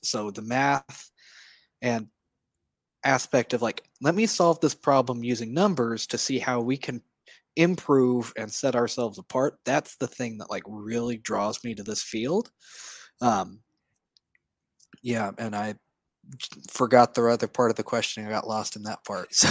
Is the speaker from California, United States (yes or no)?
no; Edmond, Oklahoma, United States; now in Norman, United States; I grew up in Edmond, Oklahoma, so just north of Oklahoma City.